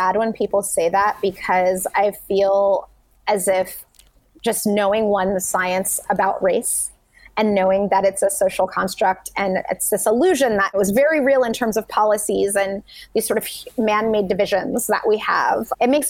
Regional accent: Saudi Arabia; I grew up abroad in Saudi Arabia. I went to international school with students from over 50 countries

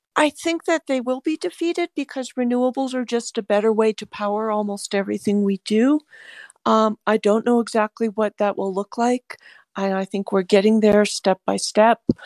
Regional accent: California, United States; I'm a Californian

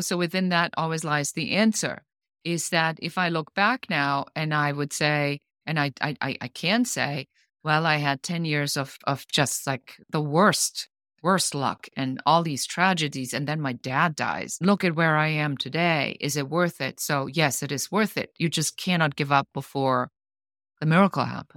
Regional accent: Germany; moved away as an adult; now in Los Angeles, United States; I'm originally from Germany. I'm an immigrant. I live now in the United States in Los Angeles

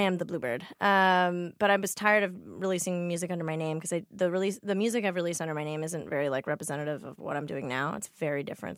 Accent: Glendale, California, United States; I grew up in Glendale, which is in the valley

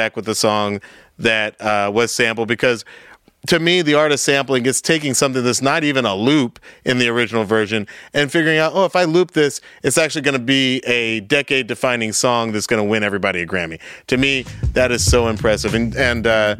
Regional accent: Atlanta, Georgia, United States; I'm from Atlanta.

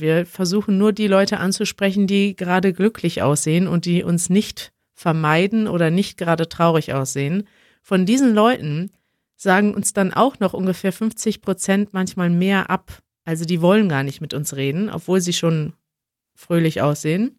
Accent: Münster, North Rhine-Westphalia, Germany; now in Berlin, Germany; wenn ich in Münster bin, in meiner Heimatstadt

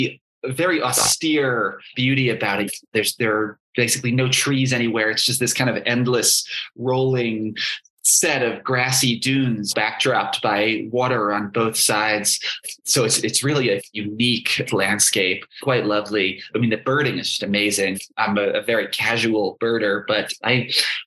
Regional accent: New York City suburbs, United States; I grew up in the New York City suburbs

